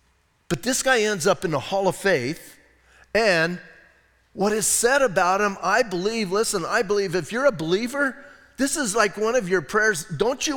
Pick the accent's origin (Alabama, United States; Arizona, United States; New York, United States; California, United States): Arizona, United States; Bisbee; I'm from Bisbee.